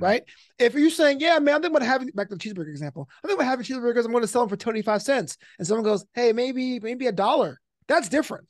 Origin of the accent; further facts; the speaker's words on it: New York City, New York, United States; now in Los Angeles, United States; a comedy special in the Kings Theater in Brooklyn, back in my hometown.